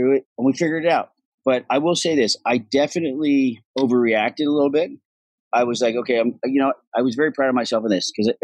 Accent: Vancouver, British Columbia, Canada; accent: Irish; also born or lived in Dublin, Ireland; I was born in Dublin, Ireland, and I left Ireland when I was six. Moved to Vancouver, Canada.

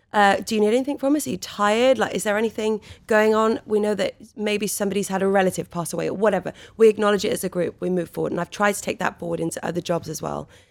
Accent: Wales, United Kingdom; born or raised there

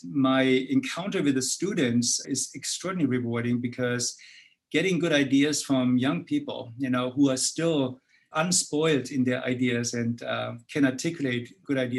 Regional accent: Germany; moved away as an adult; From my accent, you see that I was actually born in Europe, particularly in Germany. So I spent my early three decades actually in Germany

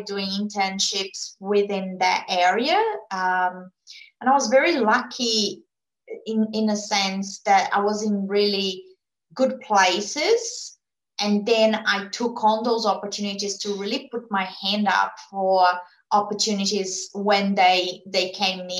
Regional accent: Brazil; English is a second language; moved away as an adult; now in Australia; I was born in Brazil. I lived in Brazil until the age of 29. I went to uni there

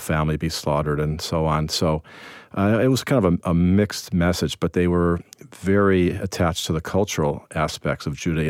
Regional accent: Evanston, Illinois, United States; I grew up in Chicago, actually in Evanston for most of my time in Chicago, which is a near north suburb.

